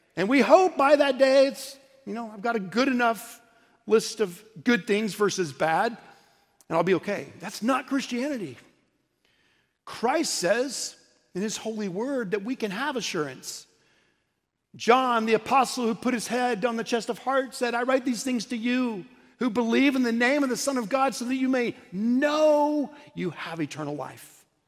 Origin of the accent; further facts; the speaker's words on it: Oklahoma City, Oklahoma, United States; also born or lived in St. Louis; now in Dallas, United States; I grew up in Oklahoma City